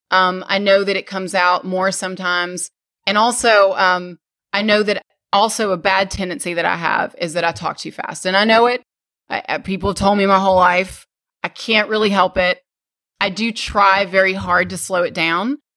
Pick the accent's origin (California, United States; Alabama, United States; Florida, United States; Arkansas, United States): Arkansas, United States; no, I'm from Arkansas, and uh, I haven't lived there in a long time.